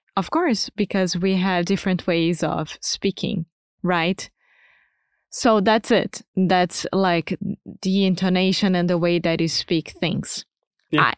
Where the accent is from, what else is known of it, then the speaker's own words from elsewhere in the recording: Rio de Janeiro, Brazil; accent: carioca; first language Portuguese; English is a second language; moved away as an adult; now in Portugal; my carioca accent when I'm speaking Portuguese